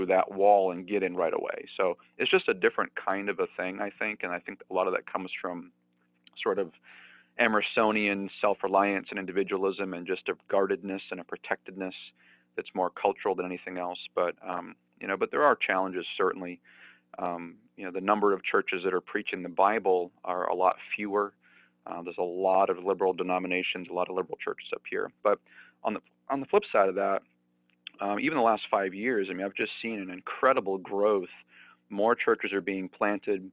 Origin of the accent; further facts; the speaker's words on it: Gilmanton, New Hampshire, United States; Isaac Smith was the first pastor of my hometown, so right here in Gilmanton